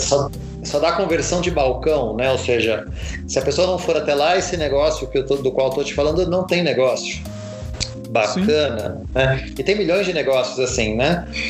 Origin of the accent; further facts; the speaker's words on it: São Paulo, Brazil; Eu sou de São Paulo